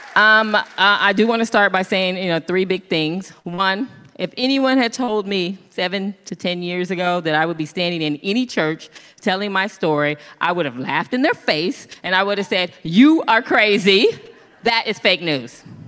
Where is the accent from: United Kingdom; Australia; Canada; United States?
United States; Kansas; moved away as an adult; also born or lived in Los Angeles; I'm from Kansas